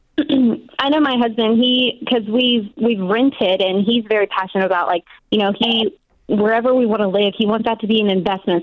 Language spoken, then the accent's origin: English; Nashville, Tennessee, United States; now in Washington, United States; I'm actually born and raised in Nashville, so we're moving down there